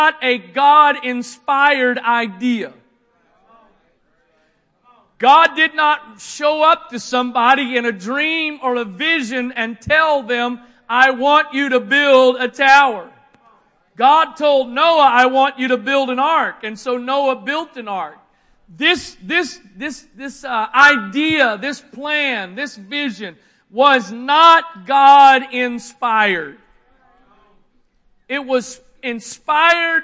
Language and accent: English; Annapolis, Maryland, United States; also born or lived in Arnold, Maryland / Harwood, Maryland; I'm born and raised right here, born at the Naval Academy Hospital in Annapolis, Maryland. I have lived in Annapolis and Arnold and Harwood all of my life.